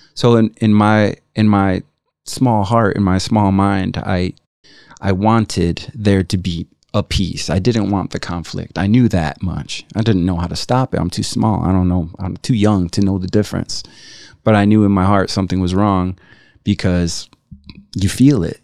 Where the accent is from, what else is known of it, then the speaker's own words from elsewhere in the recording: Chicago, Illinois, United States; also born or lived in Tlaltenango, Mexico; growing up in Chicago, uh, six or seven kids